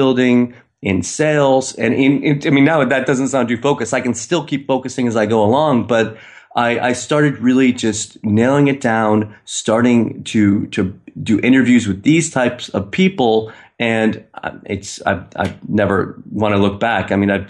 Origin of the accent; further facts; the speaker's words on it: Maine, United States; now in Istanbul, Turkey; I'm from Maine, but I'm in Istanbul. So I'm 7 hours ahead of the East Coast.